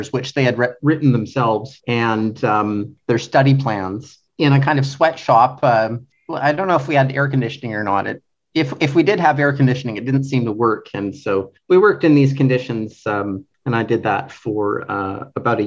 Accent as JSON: {"language": "English", "town": "Edmonton", "region": "Alberta", "country": "Canada", "tie": "born or raised there", "moved": "as an adult", "lives_now": "Taiwan", "said": "I was born in Edmonton, Alberta, Canada, Western Canada, but we're east of the Rocky Mountains, like about 4 hours east of the Rocky Mountains. So it's not like I could see the Rocky Mountains when I was growing up"}